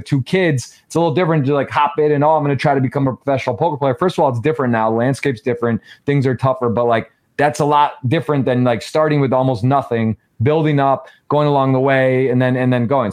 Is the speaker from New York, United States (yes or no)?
no; Michigan, United States; Michigan, that's my home state